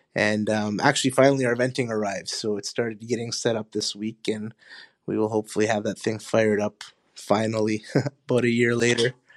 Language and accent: English; Honduras; now in Winnipeg, Canada; I was born in Honduras, my family is from Honduras